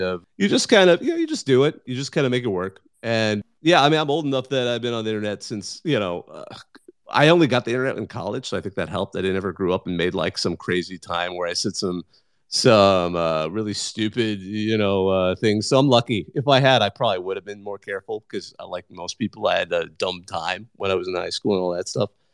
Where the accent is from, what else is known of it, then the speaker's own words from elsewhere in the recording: Bakersfield, California, United States; I grew up in the Central Valley myself